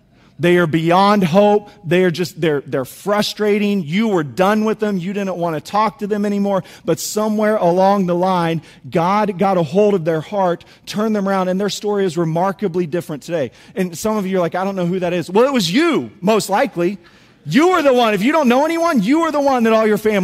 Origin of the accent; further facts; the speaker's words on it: Topeka, Kansas, United States; also born or lived in Springfield; Angie and I, we grew up in Topeka, Kansas